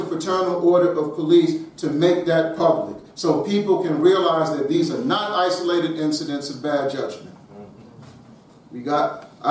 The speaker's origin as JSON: {"language": "English", "town": "Washington", "region": "District of Columbia", "country": "United States", "tie": "born or raised there", "said": "I live in the Washington, D.C. area. I grew up on Howard University's campus"}